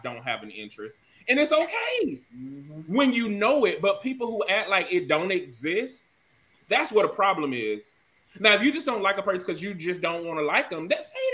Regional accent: Georgia, United States; moved away; also born or lived in South Carolina; now I am from Georgia and stuff like, and I done live in South Carolina.

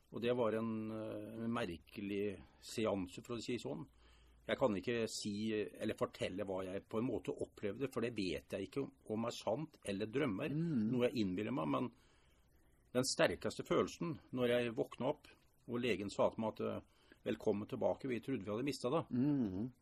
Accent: Norway; Jeg kommer egentlig fra Rollsøy, mm. fra Rostaneset.

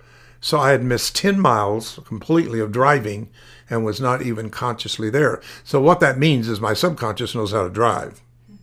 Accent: Tulsa, Oklahoma, United States; Now, I was raised in Tulsa, Oklahoma.

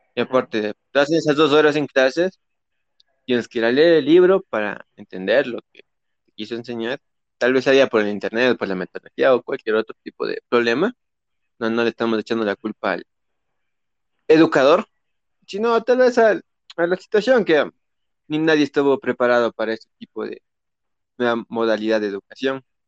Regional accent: Ecuador; somos ecuatorianos

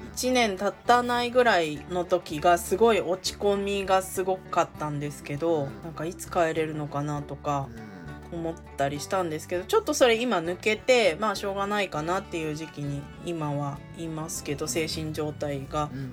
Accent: Japan; born or raised there; moved away as an adult; now in South Korea

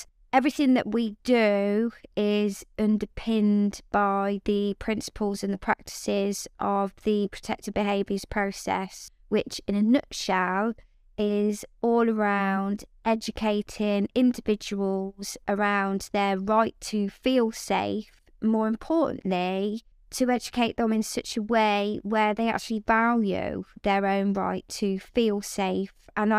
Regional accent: Coventry, West Midlands, United Kingdom; Yeah, Coventry born and bred, my family as well. So it's Coventry is home, and it is a wonderful place to be and somewhere that I'm very proud to come from, most definitely.

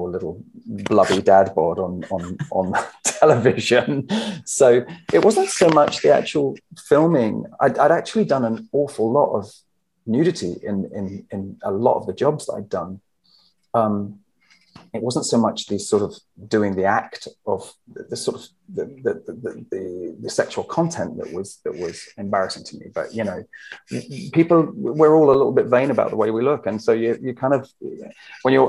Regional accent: Herongate, East of England, United Kingdom; moved away as an adult; also born or lived in London / United States; I grew up in Herongate, which is quite near Brentwood

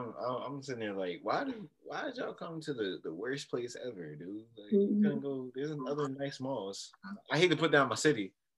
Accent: York, Pennsylvania, United States; I live in York. So we're all from York.

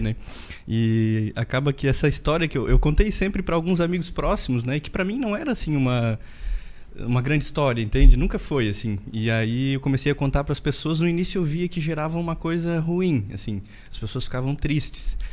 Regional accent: interior of Rio Grande do Sul, Brazil; eu sou de uma cidade do interior do Rio Grande do Sul, né? Uma cidadezinha bem pequenininha

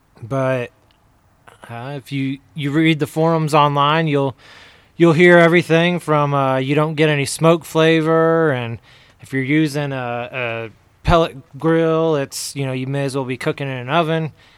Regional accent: Ohio, United States; also born or lived in Texas; now in Salt Lake City, United States; I grew up in Ohio, and before we moved here, my wife and I, we were in just south of Houston, Texas.

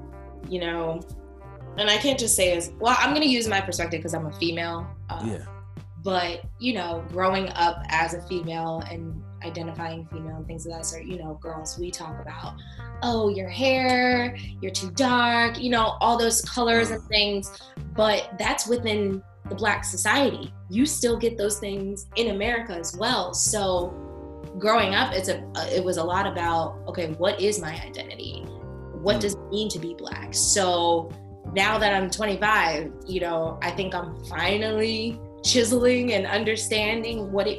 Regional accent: New Jersey, United States; now in Michigan, United States; So I'm originally from New Jersey. Sometimes people catch it, some people don't. It's usually if I say certain things, but I will say I've been in Michigan for 7 years, so my accent's fading a little bit.

